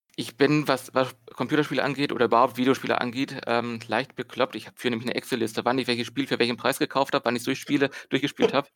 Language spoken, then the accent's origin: German; Berlin, Germany; bin aus Berlin